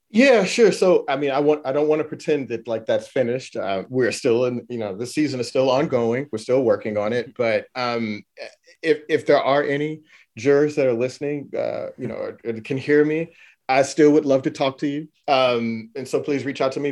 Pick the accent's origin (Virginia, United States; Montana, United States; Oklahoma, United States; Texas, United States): Texas, United States; Houston; I'm from Houston, Texas.